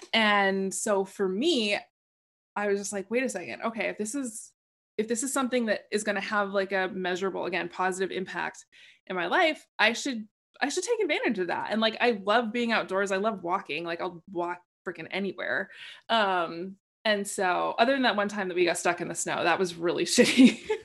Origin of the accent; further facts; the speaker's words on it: Portland, Oregon, United States; I grew up in Portland, Oregon.